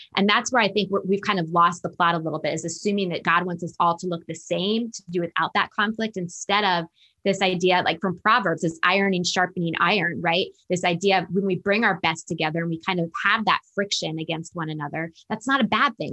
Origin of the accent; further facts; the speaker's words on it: Northern Virginia, United States; now in Atlanta, United States; I was raised in Northern Virginia, just outside Washington, D C